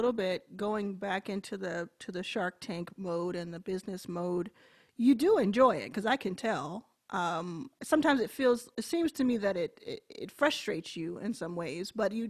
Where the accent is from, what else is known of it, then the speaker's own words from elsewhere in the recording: Dallas, Texas, United States; moved away; I grew up in Dallas